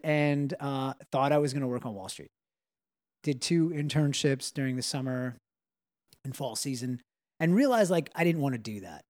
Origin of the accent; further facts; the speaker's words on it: Long Island, New York, United States; we grew up in Long Island